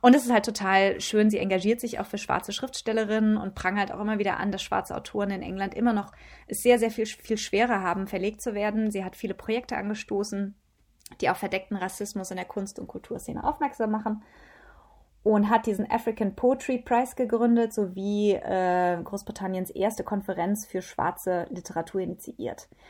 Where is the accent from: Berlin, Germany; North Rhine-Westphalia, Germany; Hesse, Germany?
Hesse, Germany; Taunus; now in India; normalerweise sitze ich ja im warmen Indien und das habe ich jetzt mal kurz eingetauscht, um über die Weihnachtsfeiertage in meine alte Heimat zurückzukehren